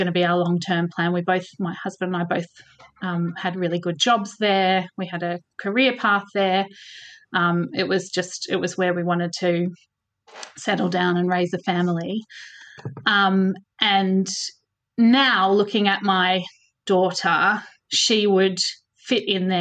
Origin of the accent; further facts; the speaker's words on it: Melbourne, Victoria, Australia; moved away as an adult; also born or lived in Switzerland; now in Scottish Borders, United Kingdom; So I grew up in Melbourne and we left Melbourne